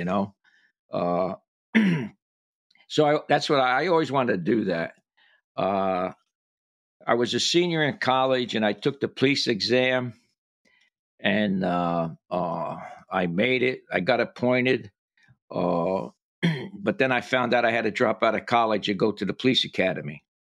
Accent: Paterson, New Jersey, United States; moved away as an adult; also born or lived in Jacksonville, Florida; growing up in Paterson, New Jersey

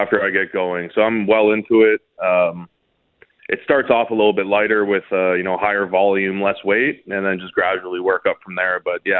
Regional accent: Toronto, Ontario, Canada; also born or lived in Winnipeg; Yeah, I was born and raised here

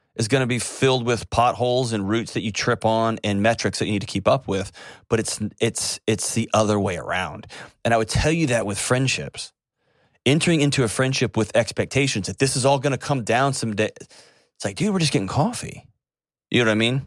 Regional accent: Houston, Texas, United States; moved away; Houston, my hometown

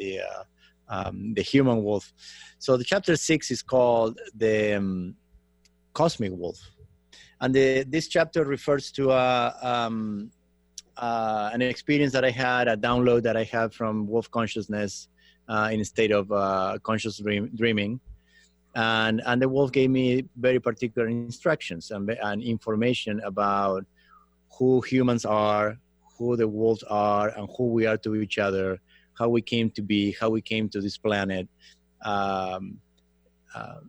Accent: Argentina; moved away as an adult; now in Los Angeles, United States; I grew up in Argentina from Italian descent

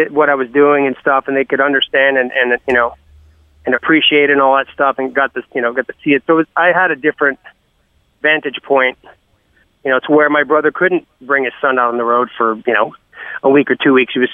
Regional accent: Canada; I don't give a shit. I'm Canadian.

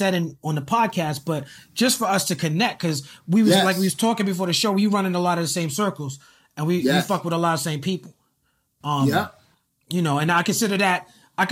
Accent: New York City, New York, United States; I'm from New York City

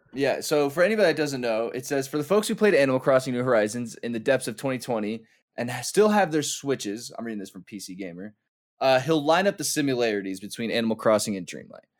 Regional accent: United States; As an American

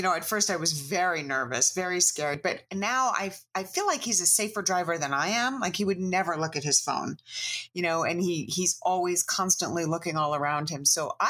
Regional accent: New York City, New York, United States; also born or lived in Brooklyn; I was in my mid-20s and living in Brooklyn, which to me wasn't the city because I grew up in Manhattan.

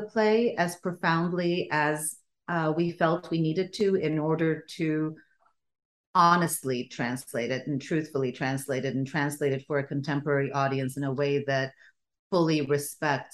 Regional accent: Stockholm, Stockholm County, Sweden; first language Bulgarian; English is a second language; moved away; also born or lived in Bulgaria; I grew up in Sweden because that's where my parents emigrated to. And I was born in Bulgaria. My first language was Bulgarian.

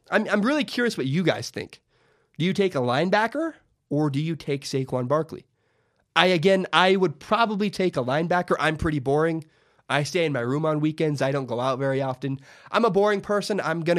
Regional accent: Minnesota, United States; I remember I was a Viking. I grew up in Minnesota for a little while. At one point in my life, I was a Vikings fan.

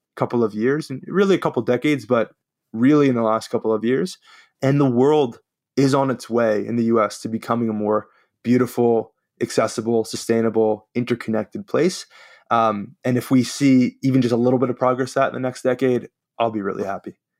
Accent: New York, United States; accent: New York; my New York accent sometimes comes out

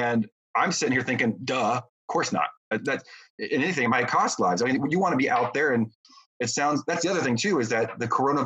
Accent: United States; as an American

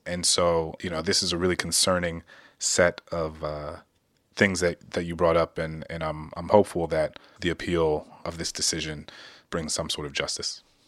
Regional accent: Louisiana, United States; my home state of Louisiana

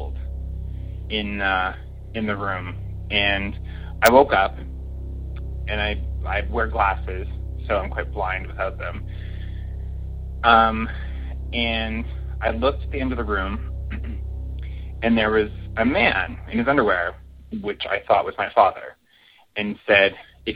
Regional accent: Saskatchewan, Canada; now in Toronto, Canada; I grew up in a very small town on a farm in a very small town in Saskatchewan, which is our oddly named province here in Canada.

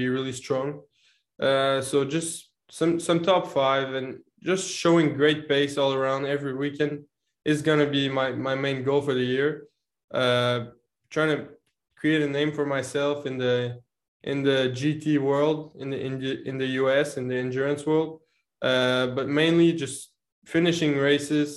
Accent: Canada; also born or lived in Montreal; being Canadian and living in Montreal

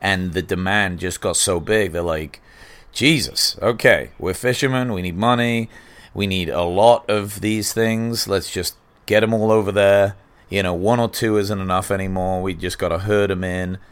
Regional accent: England, United Kingdom; now in United States; growing up in England

